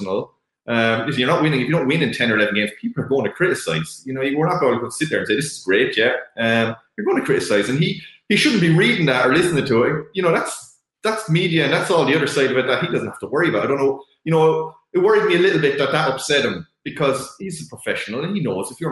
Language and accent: English; Ireland; we're Irish